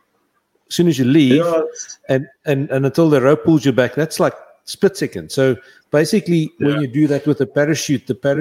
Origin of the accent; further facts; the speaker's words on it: Riebeek-Kasteel area, Western Cape, South Africa; I grew up in Mariesburg.